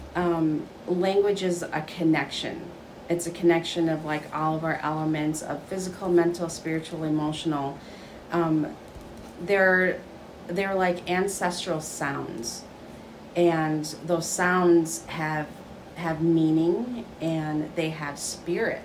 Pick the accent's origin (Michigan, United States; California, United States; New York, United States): Michigan, United States; I am from Little Traverse Bay Band. I um, grew up here. I was not born here, grew up here